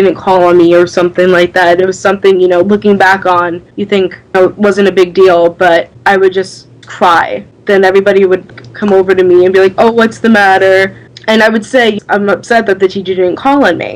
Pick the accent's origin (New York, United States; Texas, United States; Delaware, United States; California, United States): New York, United States; Long Island; I'm from Long Island.